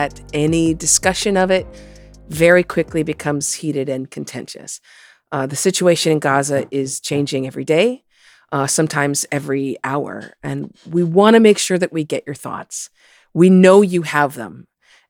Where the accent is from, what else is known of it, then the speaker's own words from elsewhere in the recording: United States; as an American